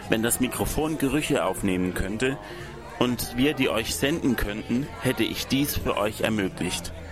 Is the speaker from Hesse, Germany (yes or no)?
no; Heilbronn, Baden-Württemberg, Germany; Und ähm, ich komme aus Heilbronn.